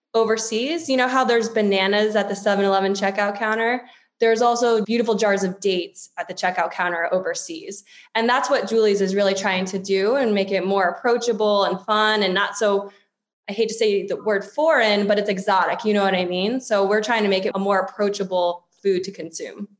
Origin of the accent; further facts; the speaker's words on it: Washington, District of Columbia, United States; now in Los Angeles, United States; I'm an East Coaster. I grew up in the DC area.